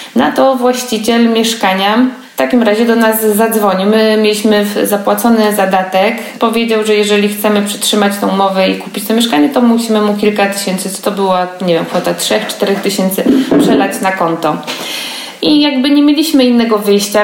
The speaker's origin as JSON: {"language": "Polish", "town": "Poznań", "region": "Greater Poland", "country": "Poland", "said": "jestem z Poznania"}